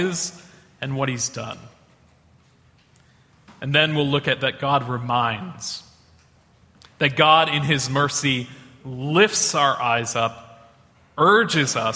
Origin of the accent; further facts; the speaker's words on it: Boston, Massachusetts, United States; moved away; I'm from Boston, Massachusetts.